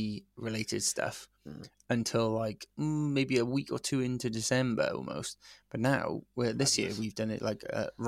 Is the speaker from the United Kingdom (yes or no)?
yes; St Athan, Wales, United Kingdom; moved away; I come from St. Athyn, a little shithole town in in Vale of Glamorgan.